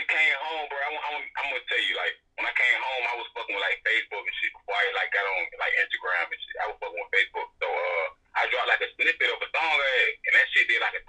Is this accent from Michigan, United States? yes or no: no; Brunswick, Georgia, United States; I'm from Brunswick, Georgia, baby, bro.